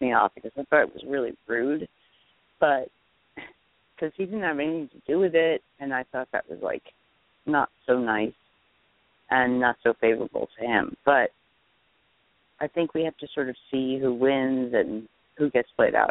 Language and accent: English; New Jersey, United States; I'm from Jersey